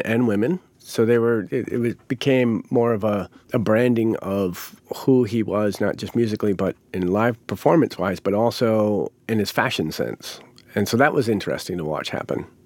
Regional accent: Rhode Island, United States; moved away as an adult; also born or lived in Chanhassen, Minnesota; Growing up in Rhode Island, there was a lot of Italians there

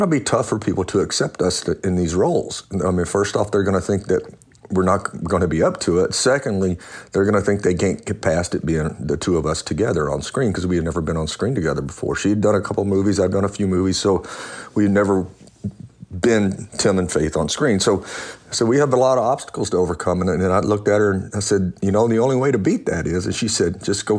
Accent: Louisiana, United States; I grew up in Louisiana, and my stepdad was a cowboy, so I could ride before I could walk

